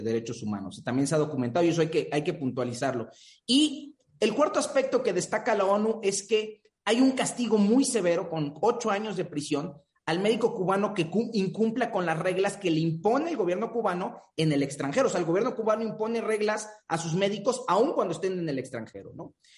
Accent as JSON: {"language": "Spanish", "country": "Mexico", "said": "nuestro país"}